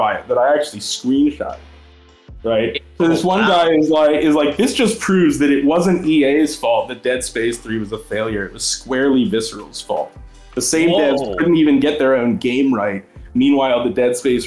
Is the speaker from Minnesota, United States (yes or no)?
no; Maryland, United States; I was growing up in Maryland at the time